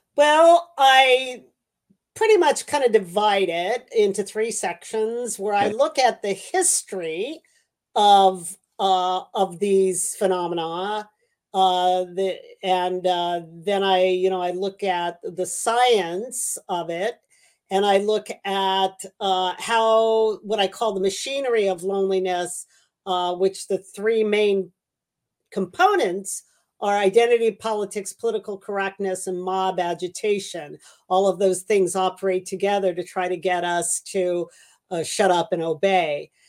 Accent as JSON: {"language": "English", "town": "Los Angeles", "region": "California", "country": "United States", "tie": "born or raised there", "moved": "yes", "said": "I was born in L.A. and uh, you know I'm I'm uh, from the San Gabriel. I grew up in the San Gabriel Valley."}